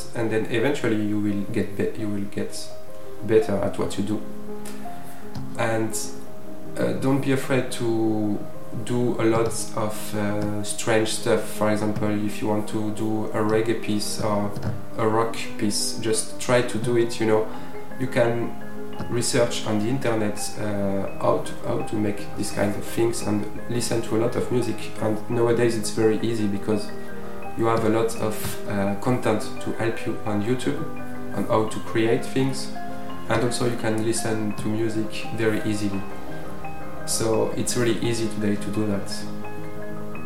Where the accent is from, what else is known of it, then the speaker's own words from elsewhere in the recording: Provence-Alpes-Côte d'Azur, France; from Provence